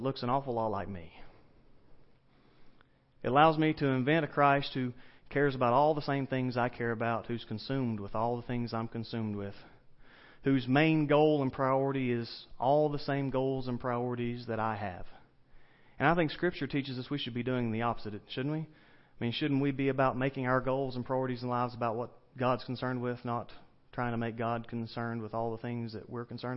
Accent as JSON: {"language": "English", "region": "the South", "country": "United States", "accent": "southern", "said": "my southern accent"}